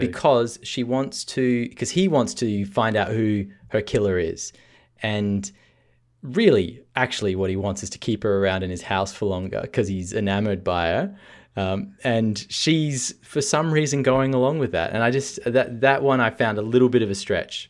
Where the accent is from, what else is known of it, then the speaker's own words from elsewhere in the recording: Australia; being a Australian